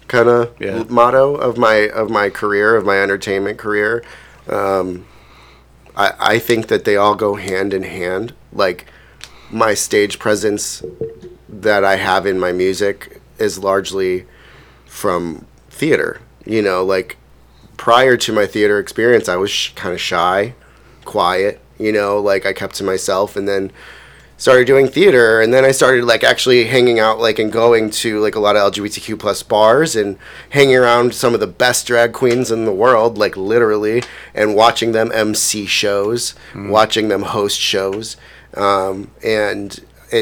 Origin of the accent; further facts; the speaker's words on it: Cleveland, Ohio, United States; I grew up in Collinwood. I'm an East Sider originally